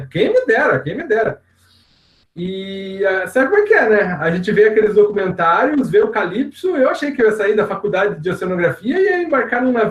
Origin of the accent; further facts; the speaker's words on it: Curitiba, Paraná, Brazil; Por ter nascido, em Curitiba, nascido e criado em Curitiba, a gente fica meio longe do mar, né?